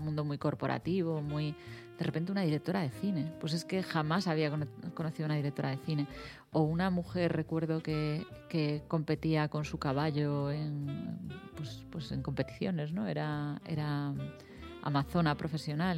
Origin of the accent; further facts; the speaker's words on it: A Coruña, Galicia, Spain; yo soy coruñesa